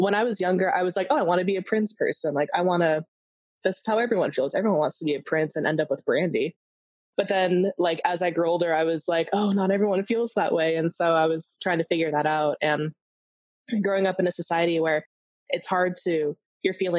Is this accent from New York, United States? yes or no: no; California, United States; I grew up in California